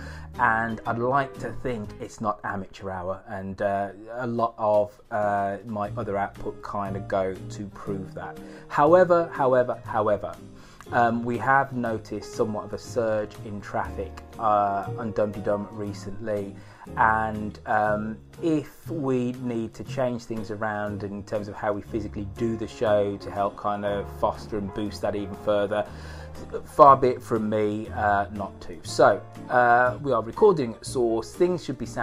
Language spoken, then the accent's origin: English; Birmingham, West Midlands, United Kingdom; accent: Brummie; I am trying to drop my Brummie accent